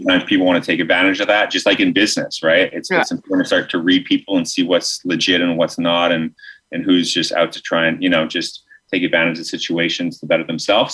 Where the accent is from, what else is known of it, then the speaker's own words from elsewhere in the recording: Alberta, Canada; I grew up in Alberta.